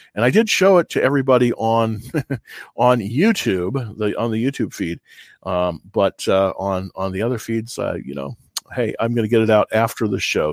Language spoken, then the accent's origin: English; California, United States; moved away; I'm from California originally